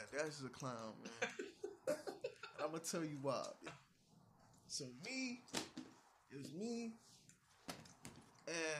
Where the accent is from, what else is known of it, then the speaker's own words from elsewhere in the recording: St. Kitts & Nevis; I'm from St. Kitts and Nevis.